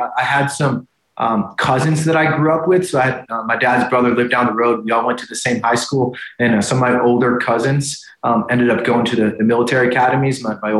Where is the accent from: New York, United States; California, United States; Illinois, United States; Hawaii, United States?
New York, United States; Syracuse; I'm from Syracuse, New York. So I'm an upstater from Syracuse, New York. And I like to tell folks, I grew up in a locker room.